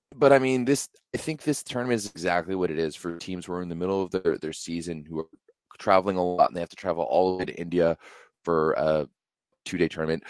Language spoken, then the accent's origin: English; Ottawa, Ontario, Canada; we're going back to Ottawa, my hometown